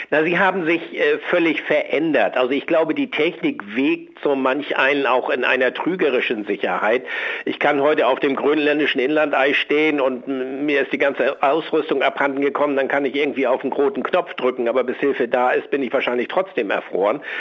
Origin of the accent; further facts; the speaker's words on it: Schleswig-Holstein, Germany; Ich komme aus Schleswig-Holstein, das Meer liegt mir nahe